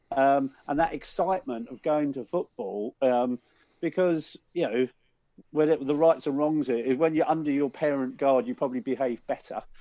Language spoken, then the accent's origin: English; London, United Kingdom; I grew up in Willesden